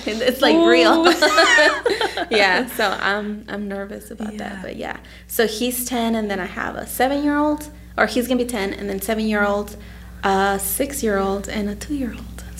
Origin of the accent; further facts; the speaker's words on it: Texas, United States; moved away as an adult; also born or lived in Mexico; now in Indiana, United States; I'm from Texas. I was born in Mexico, and then we moved to the U.S. when I was 9 years old. So I was in Texas most of my life, and I moved here to Indiana 9 years ago almost.